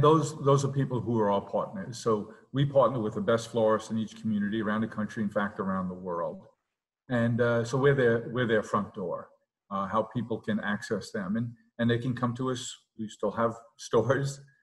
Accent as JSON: {"language": "English", "town": "New York City", "region": "New York", "country": "United States", "tie": "born or raised there", "also_born_or_lived": "Long Island", "said": "we grew up in South Queens"}